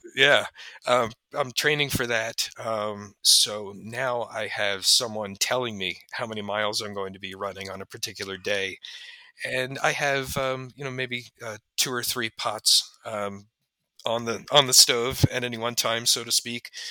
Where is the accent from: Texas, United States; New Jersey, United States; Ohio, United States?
New Jersey, United States; Haddon Heights; my hometown of Haddon Heights